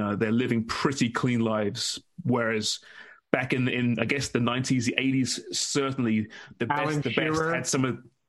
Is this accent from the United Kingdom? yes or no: yes; England, United Kingdom; now in Canada; I'm English, after all.